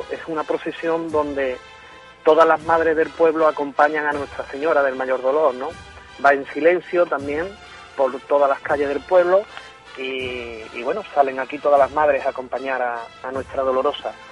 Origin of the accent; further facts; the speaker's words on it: Pedro Abad, Andalusia, Spain; Y esto es la Semana Santa de mi pueblo.